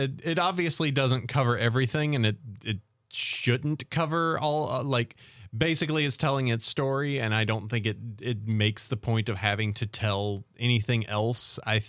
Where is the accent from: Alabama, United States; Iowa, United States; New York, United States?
Alabama, United States; I said I was born in Alabama